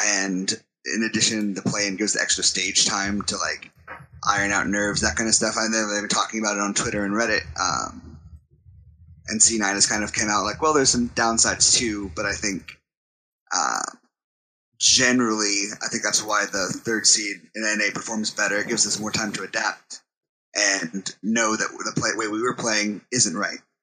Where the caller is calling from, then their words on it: Fayetteville, Arkansas, United States; I'm calling from Fayetteville, Arkansas